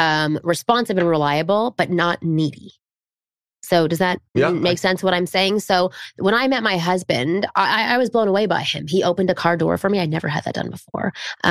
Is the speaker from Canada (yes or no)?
yes; Canada; moved away as an adult; now in United States; I'm from Canada. So I had to adjust myself when I came over here. I had to tone my flirting down and I had to put my walls up. when I moved over. But I also was, you know, I was 23 when I moved here.